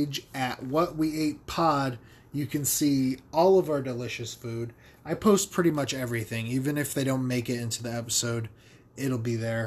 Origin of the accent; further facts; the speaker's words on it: Connecticut, United States; I'm from Connecticut